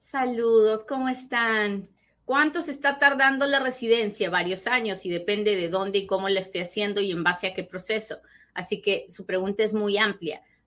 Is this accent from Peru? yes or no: yes; Peru; soy peruana